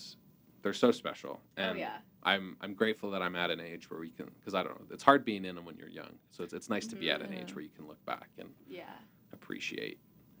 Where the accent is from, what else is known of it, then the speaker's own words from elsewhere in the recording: Alberta, Canada; I'm from Alberta, and it's like a very farmer oil.